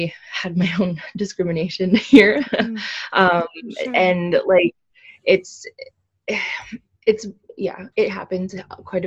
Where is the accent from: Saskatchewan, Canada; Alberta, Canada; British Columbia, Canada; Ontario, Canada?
British Columbia, Canada; Prince George; now in Kamloops, Canada; I came from Prince George